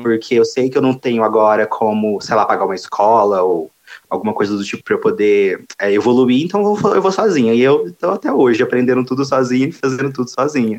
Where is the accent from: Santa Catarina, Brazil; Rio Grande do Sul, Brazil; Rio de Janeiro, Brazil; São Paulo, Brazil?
São Paulo, Brazil; Franca; eu sou de Franca interiorzão mesmo também